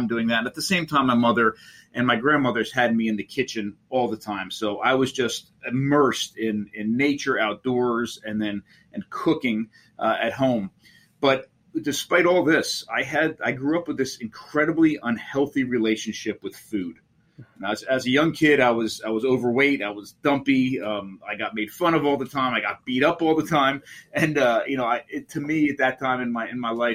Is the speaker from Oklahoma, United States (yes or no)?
no; Monmouth County, New Jersey, United States; I grew up in Monmouth County, New Jersey.